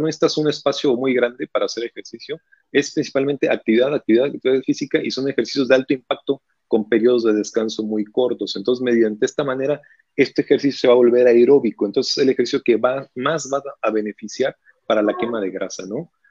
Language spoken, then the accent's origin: Spanish; Mexico; en este país como mexicanos